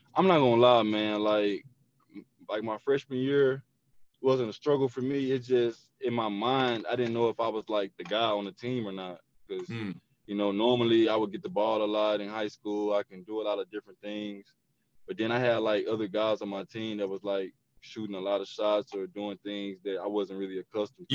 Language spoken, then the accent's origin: English; Little Rock, Arkansas, United States; me growing up in Little Rock, me, you know, having a single mom that worked hard to take care of me